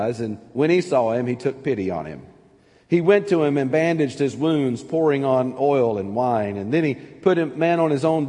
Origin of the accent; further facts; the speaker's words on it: Anniston, Alabama, United States; now in Pittsburgh, United States; growing up in North Alabama